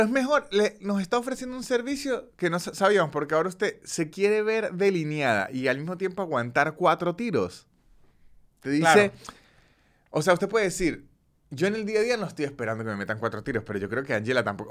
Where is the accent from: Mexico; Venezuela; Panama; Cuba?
Venezuela; San Cristóbal, Táchira; moved away; en San Cristóbal, el lugar de donde soy yo